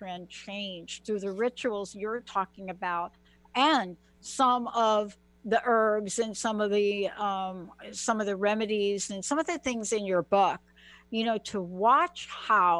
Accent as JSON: {"language": "English", "town": "New York City", "region": "New York", "country": "United States", "said": "I'm a girl from the Bronx."}